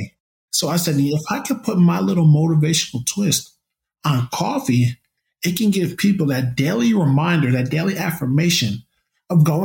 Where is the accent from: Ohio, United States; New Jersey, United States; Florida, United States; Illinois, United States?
New Jersey, United States; Woodbridge; my hometown of Woodbridge, New Jersey